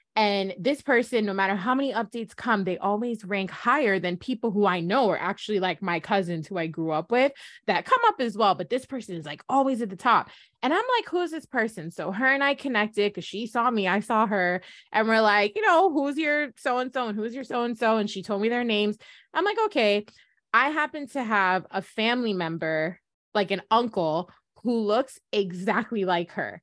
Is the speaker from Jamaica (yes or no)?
yes; Jamaica; we're Jamaicans, just F Y I, we're from the Caribbean